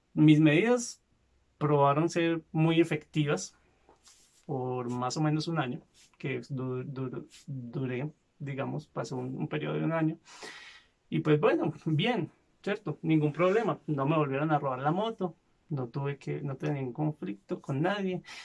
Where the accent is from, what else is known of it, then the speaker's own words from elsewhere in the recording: Medellín, Antioquia, Colombia; Yo no nací en Medellín, pero crecí en esta zona.